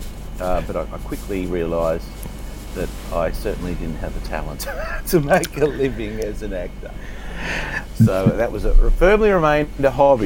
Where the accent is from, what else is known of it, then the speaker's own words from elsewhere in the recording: Sydney, New South Wales, Australia; I grew up in Carlingford, Sydney's northwest.